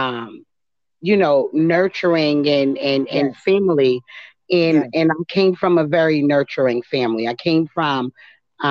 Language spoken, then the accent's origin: English; New York City, New York, United States; also born or lived in Coney Island, Brooklyn; I was born and raised in East New York